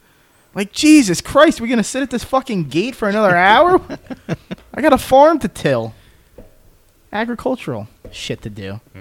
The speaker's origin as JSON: {"language": "English", "country": "United States", "said": "We're American."}